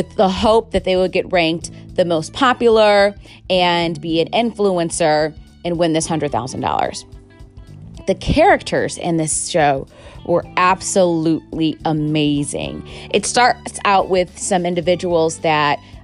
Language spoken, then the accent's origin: English; Chicago, Illinois, United States; I'm from Chicago